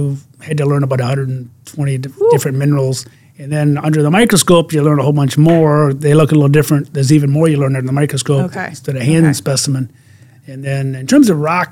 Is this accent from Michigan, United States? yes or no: yes; Michigan, United States; my home state of Michigan